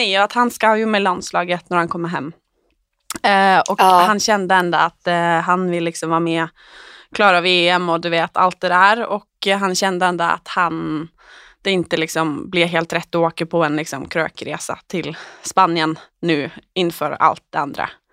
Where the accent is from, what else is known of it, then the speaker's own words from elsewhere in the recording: Oslo, Norway; jag är hemma i Oslo igen